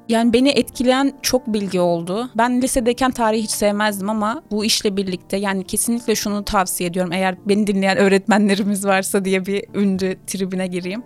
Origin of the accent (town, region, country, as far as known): Adana, Turkey; moved away; also born or lived in Kocaeli / Istanbul